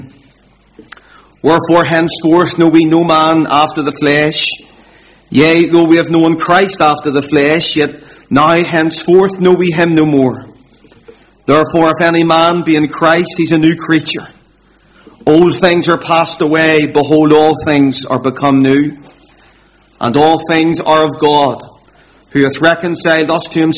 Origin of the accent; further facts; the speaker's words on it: Belfast, Northern Ireland, United Kingdom; I grew up in the Donegal Road area of Belfast, and I still live in that area